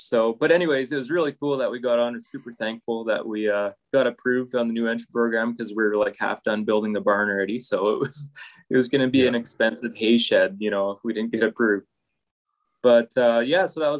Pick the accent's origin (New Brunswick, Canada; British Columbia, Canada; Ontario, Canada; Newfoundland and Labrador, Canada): British Columbia, Canada; Chilliwack; moved away as an adult; now in Fort Macleod, Canada; I grew up in Chilliwack, BC